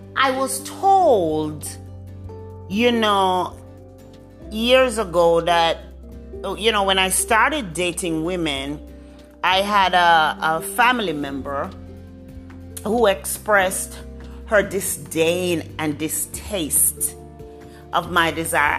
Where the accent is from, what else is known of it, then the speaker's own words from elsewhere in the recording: Jamaica; I'm a Jamaican woman.